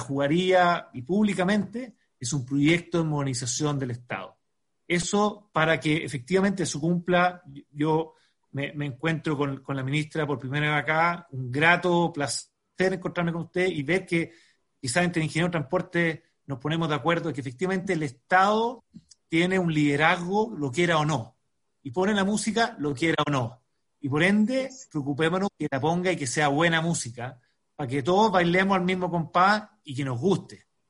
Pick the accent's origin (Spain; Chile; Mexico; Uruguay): Chile; como chileno